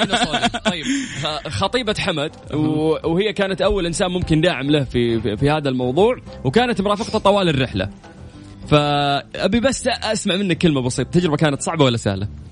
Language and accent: Arabic; Saudi Arabia; عندنا في المملكة العربية السعودية